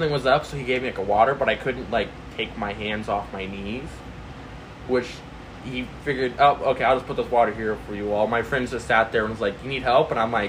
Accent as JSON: {"language": "English", "region": "Indiana", "country": "United States", "said": "I say Indiana. They're not gonna know where I live in Indiana."}